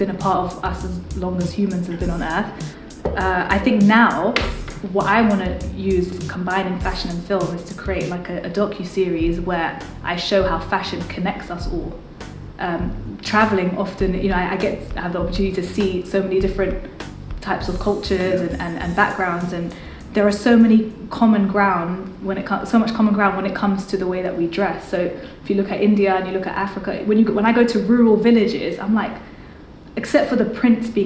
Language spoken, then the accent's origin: English; London, United Kingdom; growing up in London